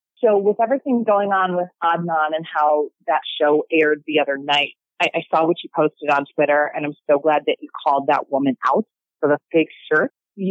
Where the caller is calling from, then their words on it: Chicago, Illinois, United States; I'm calling from Chicago today.